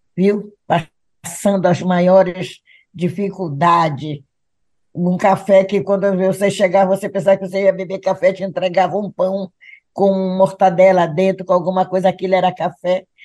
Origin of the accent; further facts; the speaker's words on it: Belém, Pará, Brazil; also born or lived in Igarapé-Miri, Pará; Eu, como pedreirense, me criei na Pedreira também